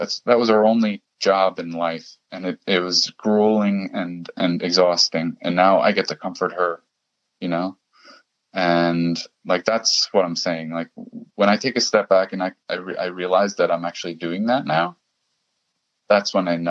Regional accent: German-speaking Switzerland, Switzerland; I went to one, so in Switzerland, I come from the German speaking part of Switzerland, and I did go to one meeting there in German

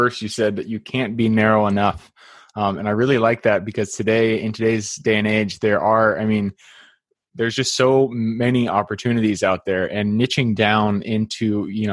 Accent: Seattle, Washington, United States; I'm from Seattle

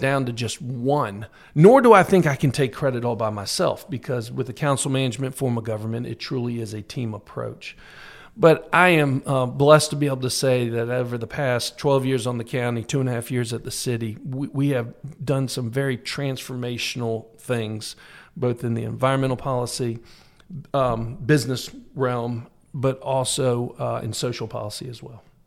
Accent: Tallahassee, Florida, United States; also born or lived in Miami; I'm from Tallahassee. I was raised in Tallahassee, but I'm actually born in Miami

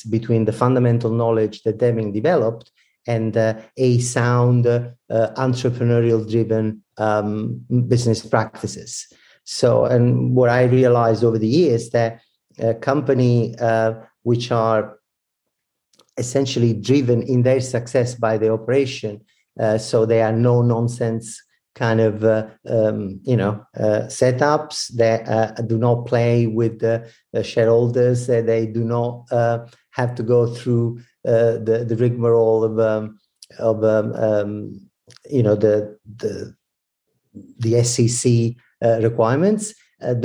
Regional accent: Italy; accent: Italian; English is a second language; moved away as an adult; also born or lived in New York / Toronto / Milan; now in Victoria, Canada; I'm Italian, as you might probably detect from my accent. But I moved to Northern America 16 years ago

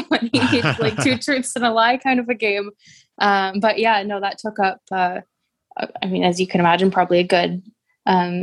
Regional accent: Oakville, Ontario, Canada; I'm from Oakville, Ontario, and it was a really lovely place to grow up

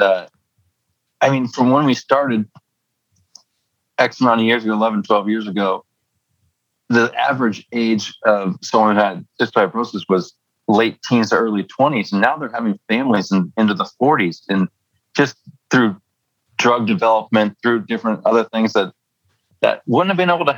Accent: San Diego, California, United States; moved away; also born or lived in Las Vegas; my adopted hometown of Las Vegas and my hometown of San Diego

